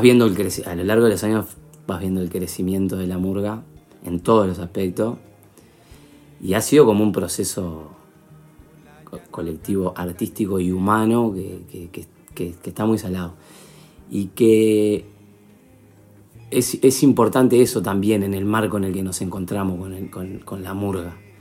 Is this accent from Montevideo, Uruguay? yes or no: yes; Montevideo, Uruguay; soy uruguayo, soy montevideano